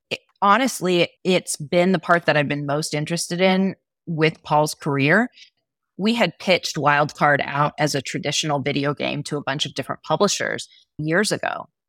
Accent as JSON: {"language": "English", "region": "Texas", "country": "United States", "said": "I come from Texas, which is very sporty kind of space"}